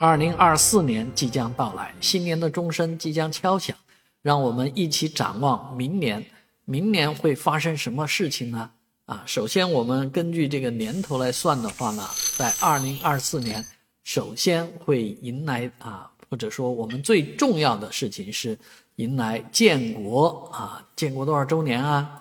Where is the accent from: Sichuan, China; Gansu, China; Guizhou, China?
Guizhou, China; 而作为一个贵州人